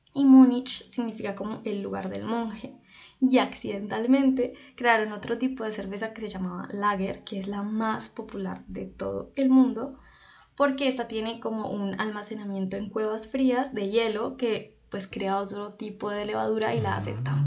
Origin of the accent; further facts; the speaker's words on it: Popayán, Cauca, Colombia; yo soy de Popayán, Cauca, Colombia